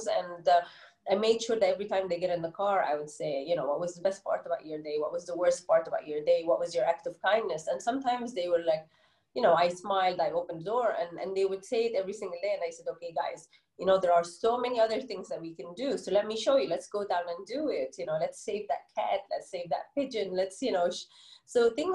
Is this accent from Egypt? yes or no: yes; Egypt; accent: Egyptian English; first language Arabic; English is a second language; moved away as an adult; now in United Arab Emirates; I've been living in the UAE for 13 years now, born and bred in Egypt.